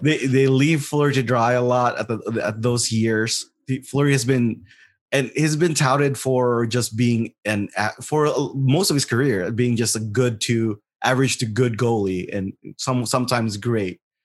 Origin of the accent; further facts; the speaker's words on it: Las Vegas, Nevada, United States; I am from Las Vegas